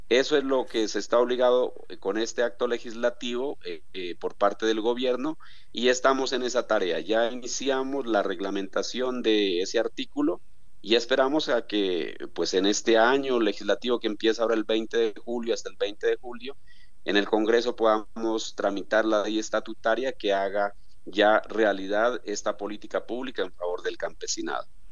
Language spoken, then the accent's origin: Spanish; Colombia; como colombiano